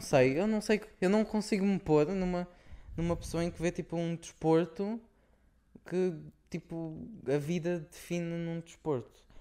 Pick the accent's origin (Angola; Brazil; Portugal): Portugal; now in Luxembourg; somos tugas